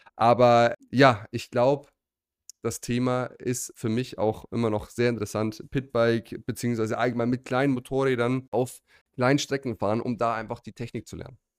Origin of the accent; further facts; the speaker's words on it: Germany; bei uns in Deutschland